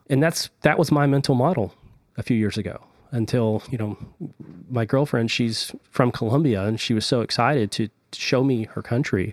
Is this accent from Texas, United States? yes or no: yes; Texas, United States